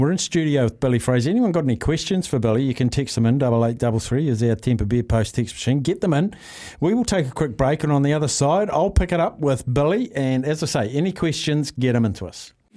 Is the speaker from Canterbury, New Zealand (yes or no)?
no; Palmerston North, Manawatū-Whanganui, New Zealand; moved away; I grew up in Palmy and I spent many a weekend at, um, Manfield.